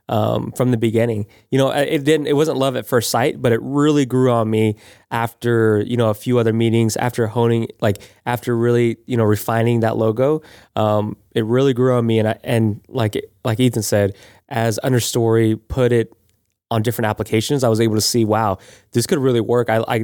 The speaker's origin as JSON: {"language": "English", "region": "Florida", "country": "United States", "tie": "born or raised there", "said": "we're both from, born and raised in Florida."}